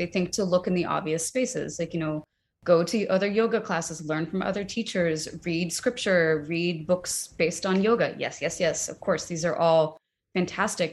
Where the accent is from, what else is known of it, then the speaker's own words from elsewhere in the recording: United States; as an American